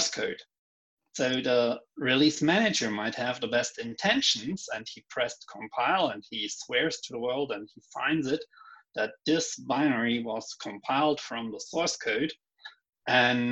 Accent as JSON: {"language": "English", "country": "Germany", "tie": "born or raised there", "moved": "as an adult", "lives_now": "Viña del Mar, Chile", "said": "I'm now in Chile, and I'm born in Germany."}